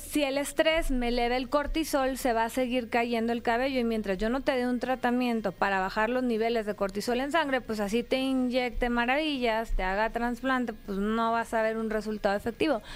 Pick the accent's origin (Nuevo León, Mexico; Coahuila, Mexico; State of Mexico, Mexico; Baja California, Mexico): Baja California, Mexico; Mexicali; de donde soy originaria, la ciudad que capturó el sol, Mexicali, Baja California.